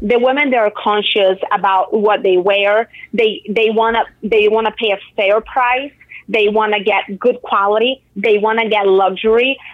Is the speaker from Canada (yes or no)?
no; Brazil; moved away; I'm from Brazil